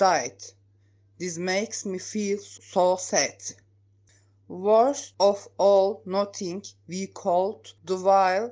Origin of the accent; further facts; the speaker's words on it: Turkey; English is a second language; now in Hackney, United Kingdom; I come from Turkey